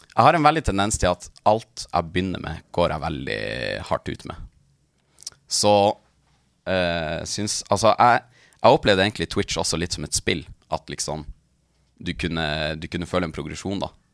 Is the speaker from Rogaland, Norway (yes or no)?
no; Tana, Troms og Finnmark, Norway; moved away as an adult; now in Tromsø, Norway; Jeg, jeg, jeg er fra, fra Tana, det er midt i Østfinnmark, men jeg bor i Tromsø